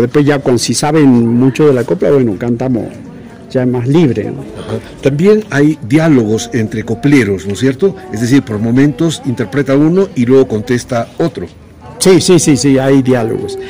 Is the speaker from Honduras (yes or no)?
no; Pueblo Viejo, Jujuy, Argentina; mi pago de, de Pueblo Viejo